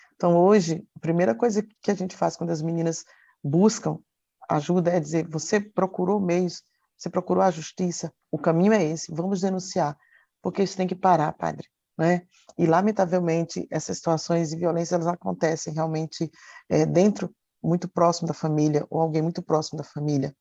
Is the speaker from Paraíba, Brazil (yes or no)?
yes; Campina Grande, Paraíba, Brazil; moved away; lá na minha terra, trabalhava, estudava e ajudava os meus pais